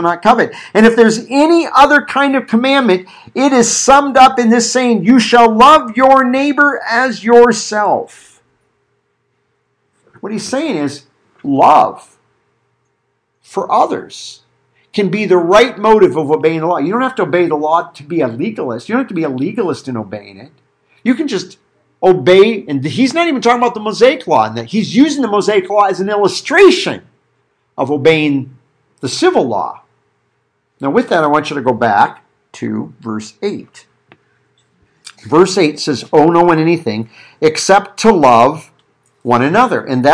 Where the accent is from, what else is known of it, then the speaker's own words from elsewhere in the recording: Iowa, United States; I was growing up in Iowa